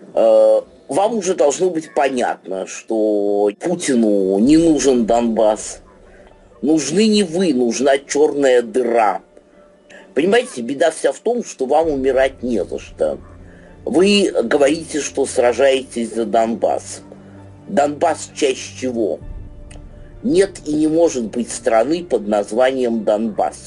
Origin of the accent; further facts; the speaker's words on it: Russia; уроженец этой России